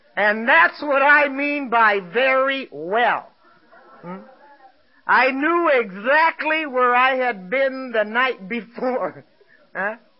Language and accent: English; Los Angeles, California, United States; I was born and raised in East Los Angeles